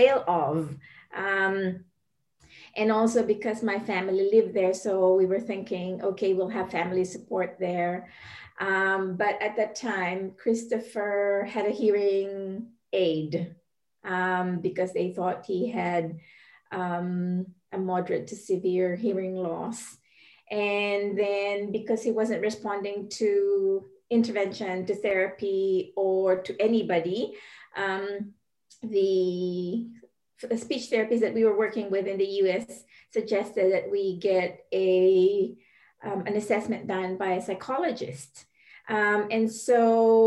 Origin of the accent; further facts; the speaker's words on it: Philippines; moved away as an adult; also born or lived in Indonesia / United States; I am originally from the Philippines, and my husband is Singaporean, but we moved to Indonesia because of work